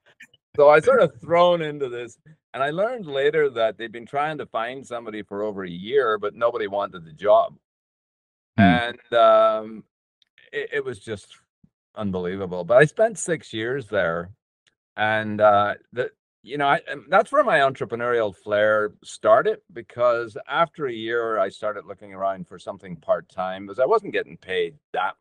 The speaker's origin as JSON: {"language": "English", "region": "Northern Ireland", "country": "United Kingdom", "tie": "born or raised there", "said": "I was born and raised in Northern Ireland."}